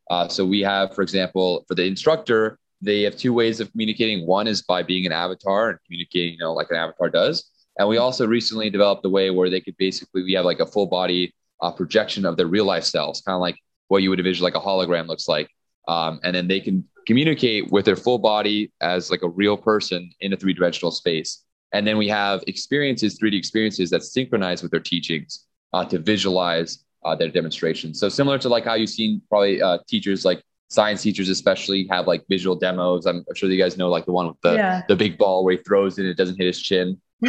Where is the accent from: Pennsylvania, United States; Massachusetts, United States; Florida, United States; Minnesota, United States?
Florida, United States; Miami Beach; I'm from Miami Beach, so, you know, I'm from a nice area.